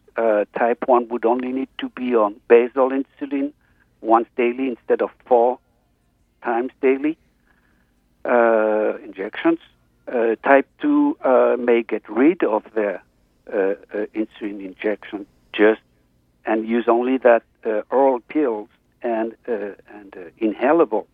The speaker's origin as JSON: {"language": "English", "country": "France", "moved": "as an adult", "lives_now": "Los Angeles, United States", "said": "I'm now located in Los Angeles for the last 10 years, but I'm originally from France"}